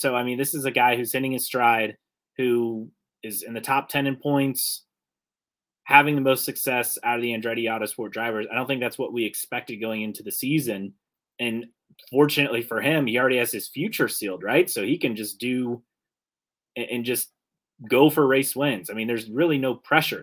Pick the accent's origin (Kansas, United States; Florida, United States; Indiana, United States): Indiana, United States; Westfield; now in Northeast Indiana, United States; I'm originally from the Indy area, grew up in Westfield